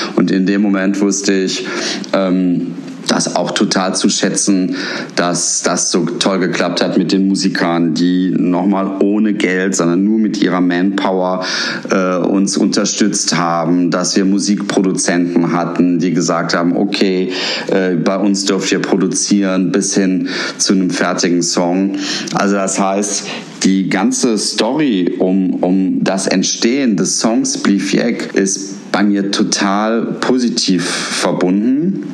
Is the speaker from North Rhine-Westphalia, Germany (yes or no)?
yes; Cologne, North Rhine-Westphalia, Germany; als Rheinländer, als Kölner